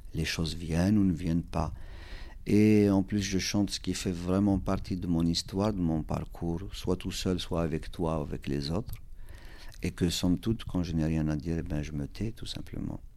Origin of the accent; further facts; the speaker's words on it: Kabylie, Algeria; first language Kabyle; French is a second language; now in Val d'Oise, France; la Kabylie, c'est une région de l'Algérie. Donc, euh, il se trouve que c'est ma région natale